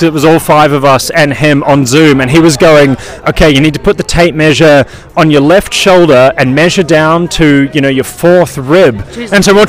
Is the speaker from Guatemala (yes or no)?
no; New Zealand; moved away; I grew up in New Zealand